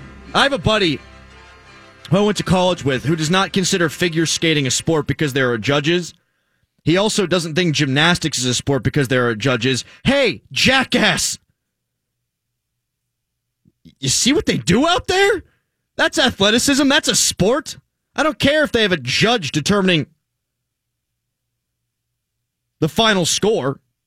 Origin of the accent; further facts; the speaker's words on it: United States; I'm an American, damn it. And I love my country.